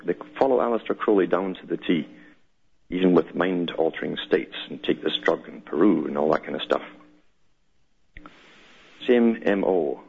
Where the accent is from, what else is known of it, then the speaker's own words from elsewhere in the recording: United Kingdom; I came from Britain. I knew how Britain worked. It's a prototype for the world.